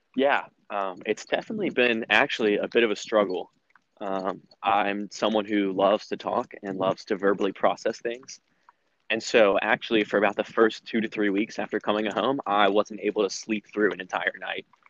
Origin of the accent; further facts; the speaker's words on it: Raleigh, North Carolina, United States; I'm from Raleigh, and I'm currently a sophomore at NC State